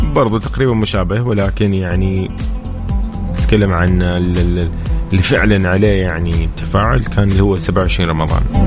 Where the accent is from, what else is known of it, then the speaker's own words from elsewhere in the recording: Saudi Arabia; عندنا في السعودية